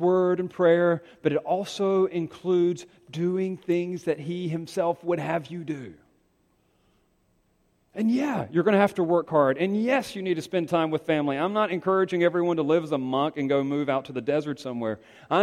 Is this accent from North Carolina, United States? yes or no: yes; Greenville, North Carolina, United States; my hometown. Greenville, North Carolina